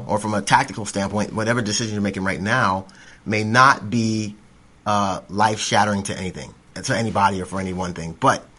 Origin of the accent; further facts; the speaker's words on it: Florida, United States; now in Tennessee, United States; I'm a transplant from Florida, but I like being here in East Tennessee now.